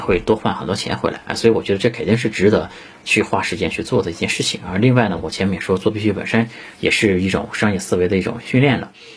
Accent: China; 我们中国人

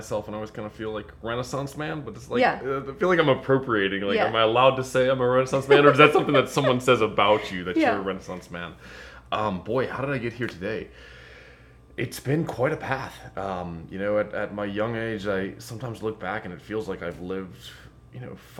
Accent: Lamont, United States; I lived in Lamont and I grew up in Lamont. I got, you know, went to grade school, high school in Lamont, and I've lived here.

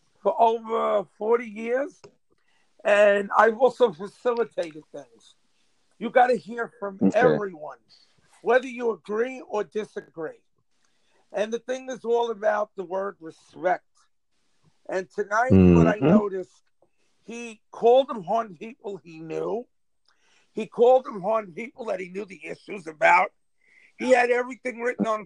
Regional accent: New York City, New York, United States; I grew up in Auburn when it was called the Projects.

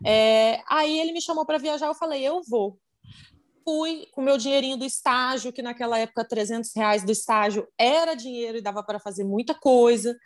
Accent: Vitória, Espírito Santo, Brazil; sou de Vitória no Espírito Santo

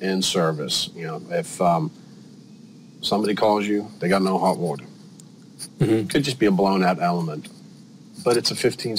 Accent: United Kingdom; moved away as an adult; now in Sarasota, United States; originally I'm from the United Kingdom, been in the United States for about 22 years now.

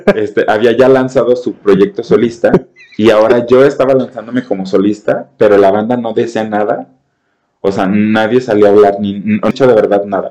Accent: Mexico; mis raíces como, como mexicano, como cantante

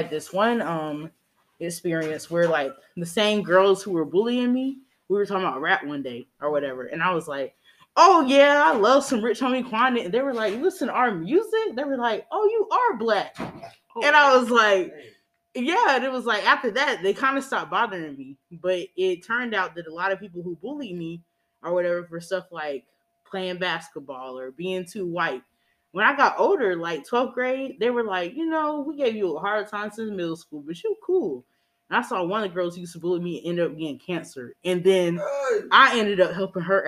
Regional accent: Greenville, South Carolina, United States; also born or lived in Charlotte, North Carolina; I grew up in Greenville, South Carolina for the rest of my time.

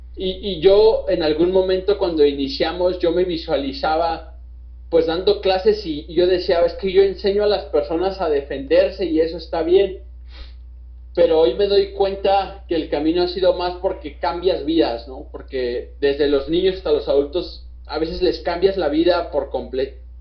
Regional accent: Mexico; nosotros nosotros como, mexicanos

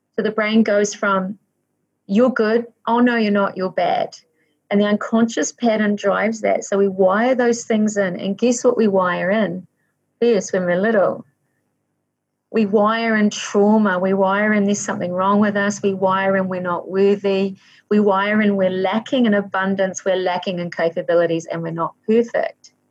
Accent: Waikato, New Zealand; I was born in the Waikato in New Zealand

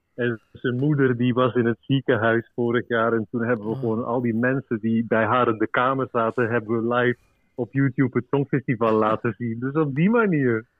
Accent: Belgium; now in Uruguay; want ik ben Belg

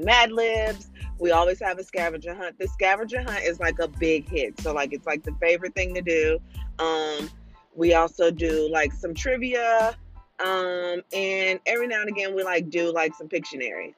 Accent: St. Louis, Missouri, United States; moved away as an adult; now in Virginia, United States; I am originally from St. Louis, Missouri, the Show Me States, um, and my entire family's there. And we have now moved to Virginia, probably three, almost four years ago.

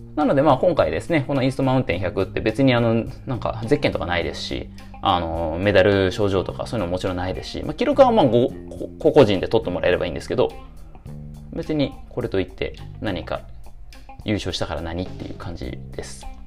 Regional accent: Nagoya, Aichi, Japan; 僕の出身である名古屋市

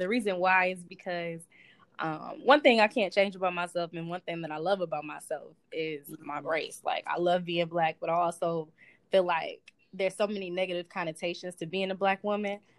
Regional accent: Southfield, Michigan, United States; I'm from Southfield, Michigan, and I go to the University of Michigan.

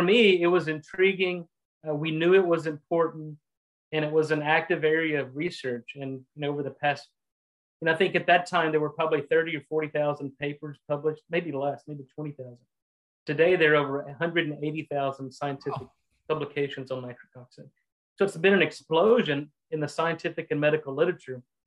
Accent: Texas, United States; also born or lived in Louisiana / Boston; I'm a Texan. I uh, was born and raised in Texas

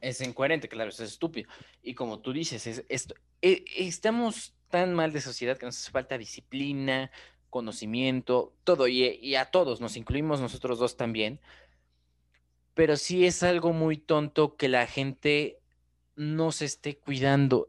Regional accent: Mexico; Somos así los mexicanos

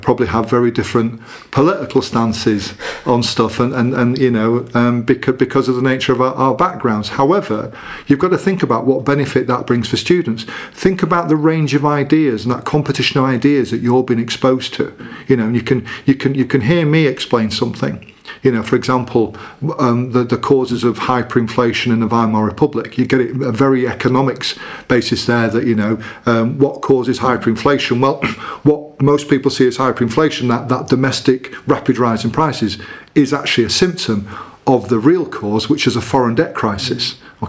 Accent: Leeds, Yorkshire and the Humber, United Kingdom; accent: Leeds; I've got to have like my mum there, and I'm just like slipping up, and my sympathetic Leeds accent will come out.

